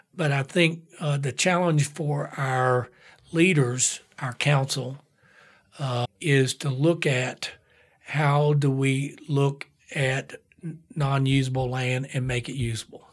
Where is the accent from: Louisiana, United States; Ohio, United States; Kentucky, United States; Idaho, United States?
Kentucky, United States; Whitesburg; moved away as an adult; also born or lived in Atlanta / San Francisco; now in Lexington, United States; growing up in Whitesburg, Kentucky, coal town